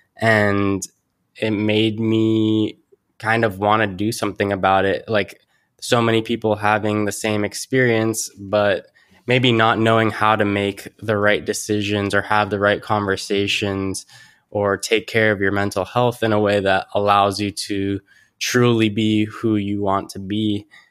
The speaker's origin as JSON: {"language": "English", "town": "Mountain View", "region": "California", "country": "United States", "tie": "born or raised there", "lives_now": "San Francisco, United States", "said": "I grew up here in Silicon Valley. Uh, grew up in Mountain View and currently in San Francisco."}